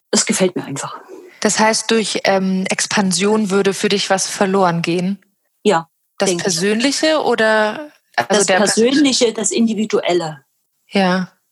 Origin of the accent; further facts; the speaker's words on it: West Germany, Germany; born there; ich bin in Westdeutschland geboren